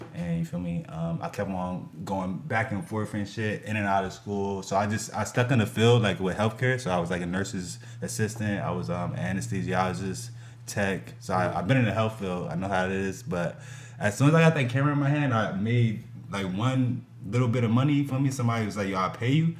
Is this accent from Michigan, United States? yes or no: no; Lawrenceville, New Jersey, United States; also born or lived in Trenton, New Jersey; I grew up in Lawrenceville, New Jersey, so I went to all Lawrenceville schools